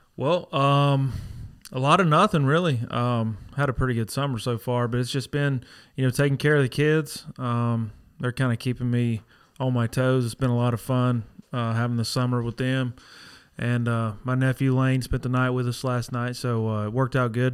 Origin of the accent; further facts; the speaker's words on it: Dysartsville, North Carolina, United States; Born and raised in Dizarsville